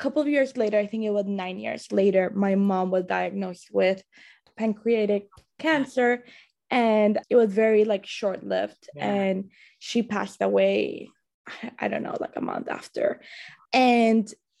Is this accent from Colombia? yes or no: yes; Colombia; moved away; I was raised in Colombia